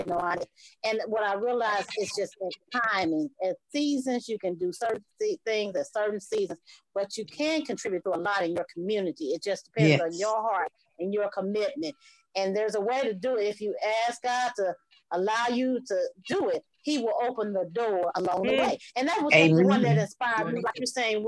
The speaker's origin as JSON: {"language": "English", "town": "St. Louis", "region": "Missouri", "country": "United States", "tie": "born or raised there", "also_born_or_lived": "Atlanta, Georgia", "moved": "as an adult", "said": "my hometown of St. Louis"}